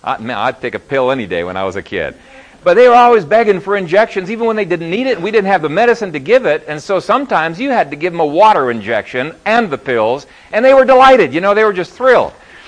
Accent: Ethiopia; When I was growing up in Ethiopia, there was a mountain range behind our house, and my brothers and I made a trek up there.

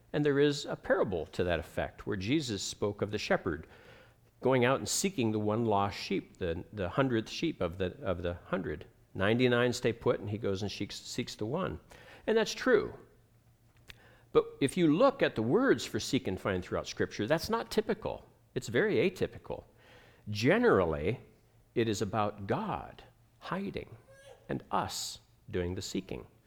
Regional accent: United States; moved away; also born or lived in Ohio / Pennsylvania; I grew up in Ohio, in Pennsylvania

